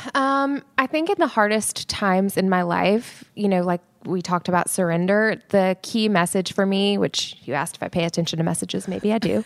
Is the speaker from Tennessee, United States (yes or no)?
yes; Nashville, Tennessee, United States; I grew up in Nashville, so, and my mom was in the music business.